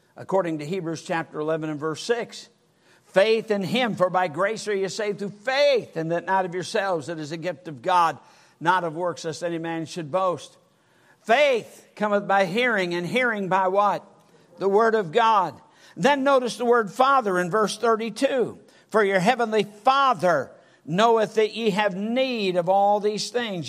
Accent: Michigan, United States; I was brought up in Michigan

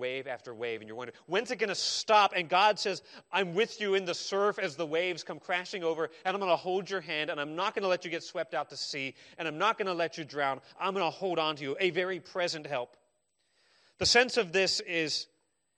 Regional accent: Arizona, United States; I grew up in Arizona.

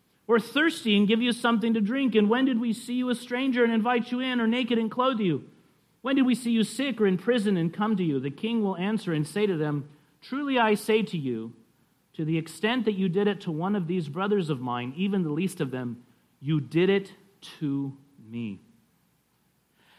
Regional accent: California, United States; we're from California

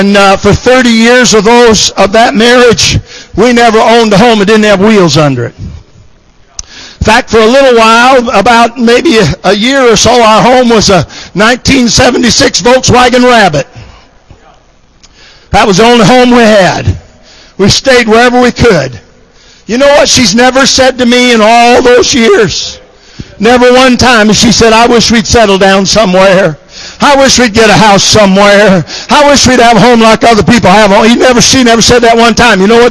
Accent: Michigan, United States; I was raised in Michigan

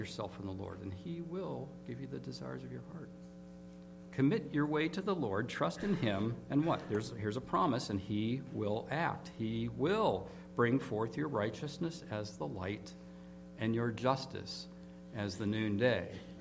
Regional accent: Pittsburgh, Pennsylvania, United States; I grew up in Pittsburgh.

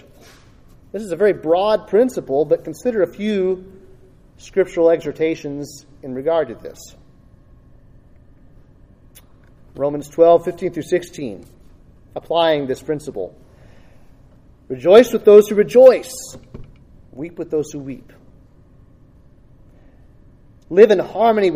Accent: United States; I am an American

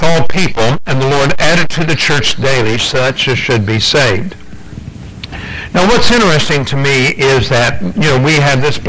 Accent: United States; also born or lived in England; being American

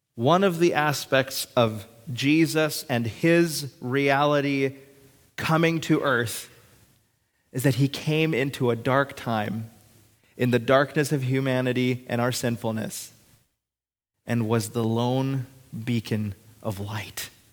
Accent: Hibbing, Minnesota, United States; I was born on June twenty-fifth, nineteen ninety-two, in Hibbing, Minnesota, at the hospital there.

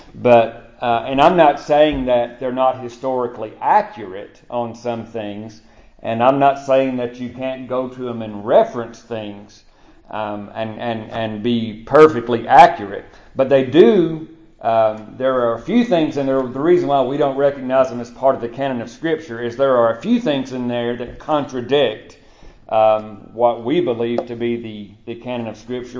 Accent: United States; moved away as an adult; now in Lafayette, Macon County, United States; growing up in Monroe County

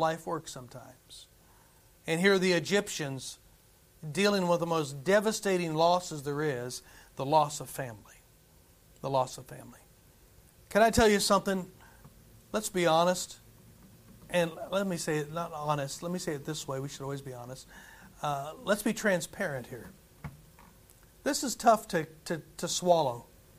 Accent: United States; as an American

